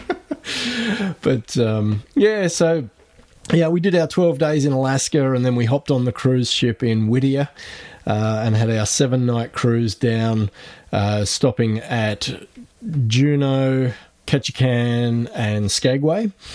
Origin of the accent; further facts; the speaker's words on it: Australia